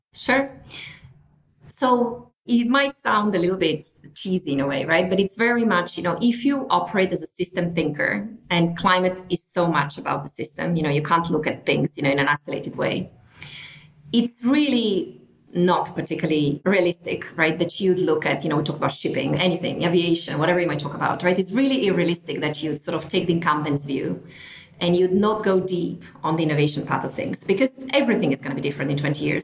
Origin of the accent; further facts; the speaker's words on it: northern Italy, Italy; moved away as an adult; also born or lived in United Kingdom; I'm from Italy originally, from the north of Italy. I came to the UK to study